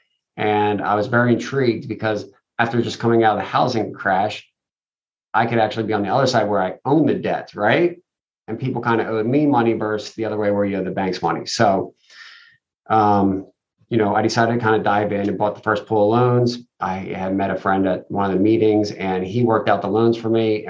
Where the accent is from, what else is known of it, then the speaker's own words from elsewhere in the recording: Philadelphia, Pennsylvania, United States; moved away as an adult; also born or lived in Puerto Rico; now in Raleigh, United States; I grew up in the Philadelphia area